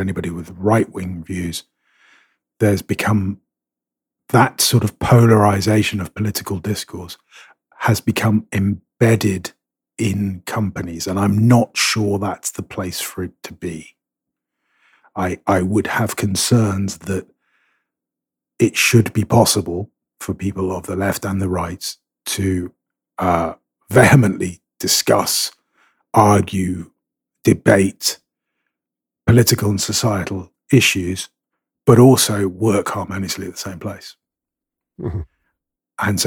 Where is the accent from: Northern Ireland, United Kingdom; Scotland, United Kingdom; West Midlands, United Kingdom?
Scotland, United Kingdom; I'm Scottish and I'm Catholic, so that makes me a Celtic fan